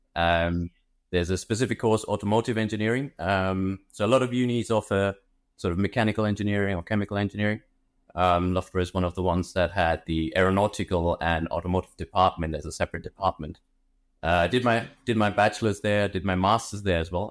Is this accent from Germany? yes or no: yes; Germany; also born or lived in India / London; I grew up in Germany, originally from India